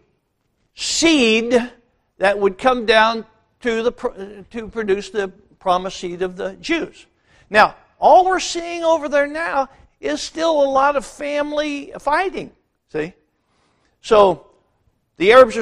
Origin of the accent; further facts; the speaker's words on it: United States; born and raised in the United States of America